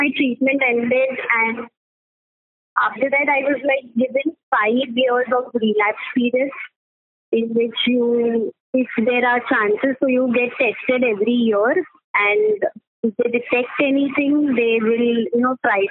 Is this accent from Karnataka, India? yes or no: no; Mumbai, Maharashtra, India; I'm from Mumbai and particularly Mulund